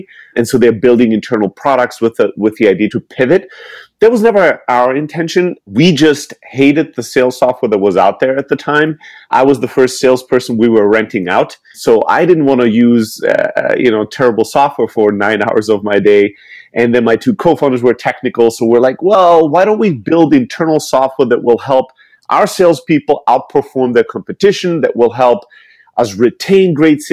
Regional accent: Germany; moved away; I'm originally from Greece, born and raised in Germany

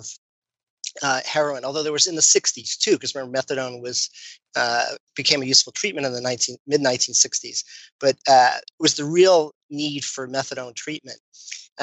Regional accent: New York City, New York, United States; moved away; I'm from Brooklyn, New York

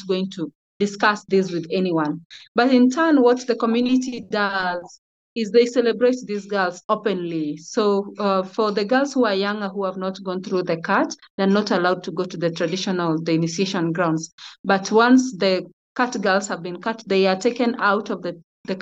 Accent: Migori County, Kenya; I come from a Kuria community in Migori County, Kenya.

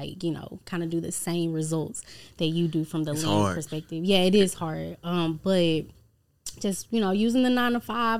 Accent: Dallas, Texas, United States; I'm from Dallas, Texas. Well, South Dallas, Texas. Born and raised.

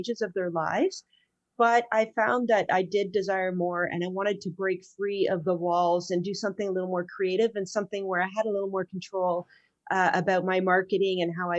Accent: near Petawawa, Ontario, Canada; also born or lived in Ajax, Ontario; I grew up way up north near Petawawa

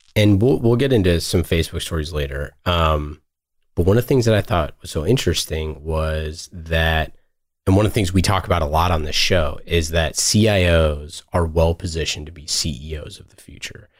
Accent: Oakland, California, United States; I was born and raised in Oakland

